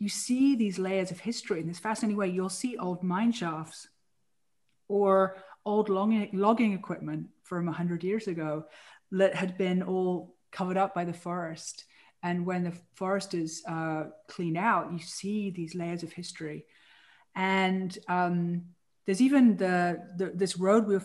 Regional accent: England, United Kingdom; moved away as an adult; now in California, United States; as a girl growing up in England

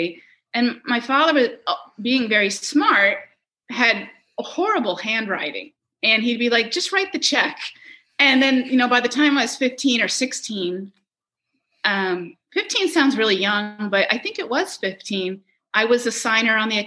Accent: Scarsdale, New York, United States; also born or lived in Saratoga, New York; now in Syracuse, United States; I grew up in Scarsdale, New York, and that's where we came for the summer

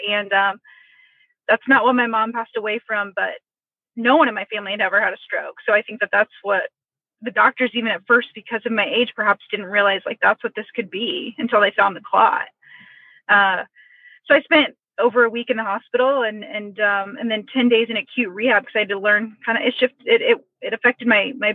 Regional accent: Indianapolis, Indiana, United States; I'm born and raised in Indianapolis to an awesome, incredible, close family.

